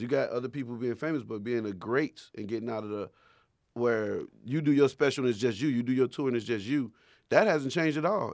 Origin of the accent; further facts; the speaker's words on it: Chicago, Illinois, United States; I was from Chicago